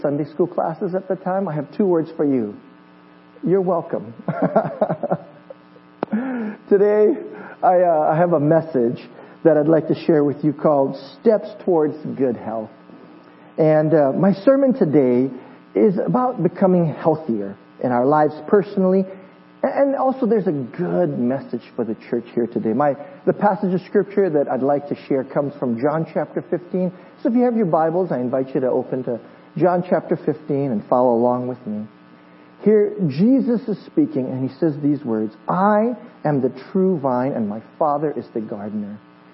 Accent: Hawaii, United States; moved away; I am from Hawaii, and when I grew up in Hawaii, when I was in junior high

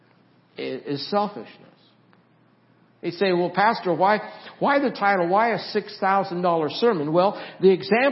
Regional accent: Nampa, Idaho, United States; moved away; This is Nampa. I grew up in Nampa.

